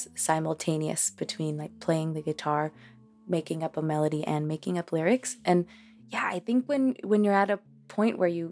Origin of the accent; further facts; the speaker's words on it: Boston, Massachusetts, United States; first language Spanish; English is a second language; also born or lived in Cambridge, Massachusetts; we learned English just by living in Cambridge and in Boston